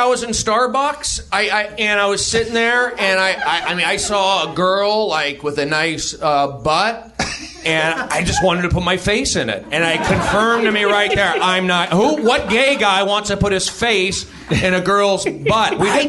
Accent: California, United States; And I grew up here in the Valley, a Jewish kid. I should have been sheltered by Hebrew school.

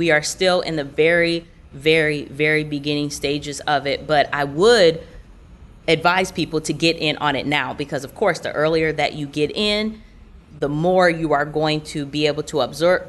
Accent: Orlando, Florida, United States; I'm from Orlando, and so I was traveling to New York for a tour that my mom and I both host.

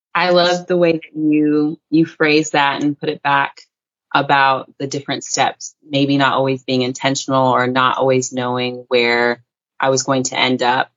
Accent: North Carolina, United States; also born or lived in Salt Lake City, Utah / Virginia / Washington, District of Columbia, United States; now in Bali, Indonesia; I grew up in North Carolina, and that's where I was raised but I was born in Salt Lake City, Utah

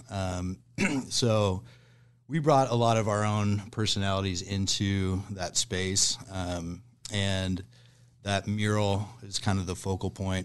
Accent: Lincoln, Nebraska, United States; moved away as an adult; also born or lived in Portland, Oregon; now in Omaha, United States; originally, I'm born and raised in Lincoln

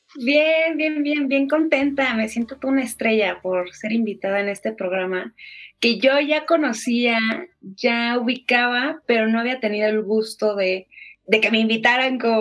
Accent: Mexico City, Mexico; Soy de Ciudad de México

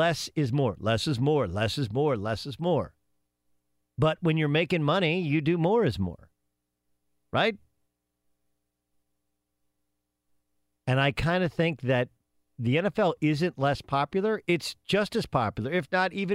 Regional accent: Southern California, United States; When I was a kid, I grew up in Southern California

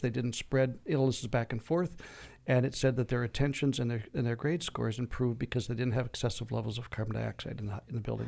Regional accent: Minnesota, United States; now in Arizona, United States; I grew up in Minnesota

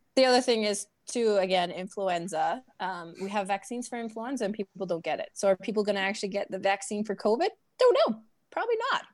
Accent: Prince George, British Columbia, Canada; I'm from Prince George, BC.

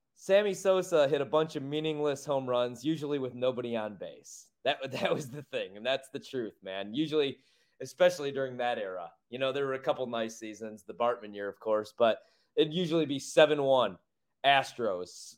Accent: Chicago, Illinois, United States; my hometown, my home well, city

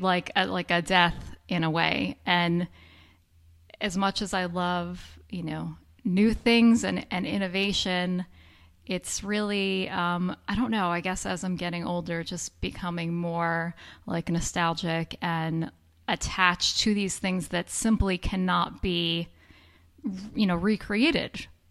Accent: New York, United States; moved away; I grew up in New York

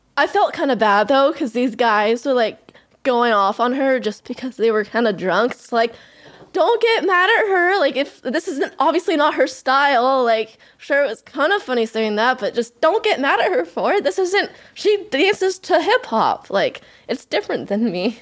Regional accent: California, United States; moved away as an adult; also born or lived in Los Angeles, United States; now in Central Valley, United States; I grew up in Tahoe, so, and now I live in Central Valley

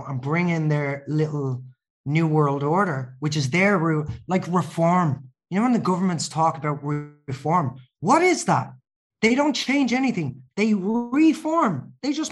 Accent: Ireland; I'm Irish

